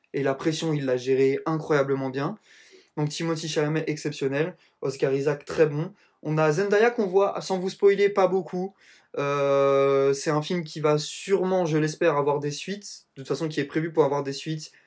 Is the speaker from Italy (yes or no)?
yes; Italy; je suis italien